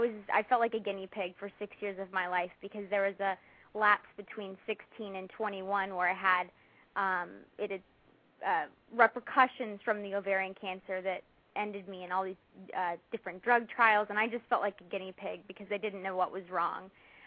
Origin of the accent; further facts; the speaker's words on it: Dallas, Texas, United States; I went back to my hometown of Dallas, Texas, and had it done there.